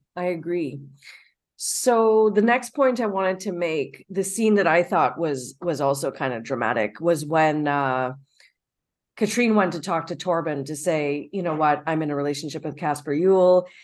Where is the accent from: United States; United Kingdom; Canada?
Canada; as a Canadian